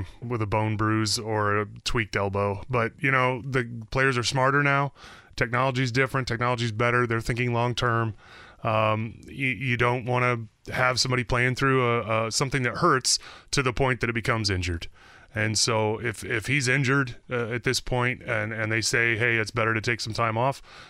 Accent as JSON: {"language": "English", "region": "Southern California", "country": "United States", "tie": "born or raised there", "moved": "yes"}